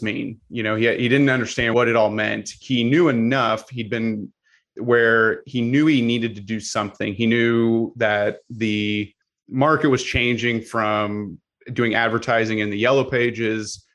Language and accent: English; Missouri, United States; I am originally from Missouri